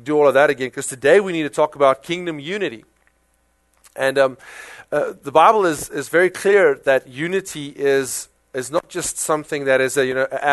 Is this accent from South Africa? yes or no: yes; South Africa; accent: South African; now in United States; my South African accent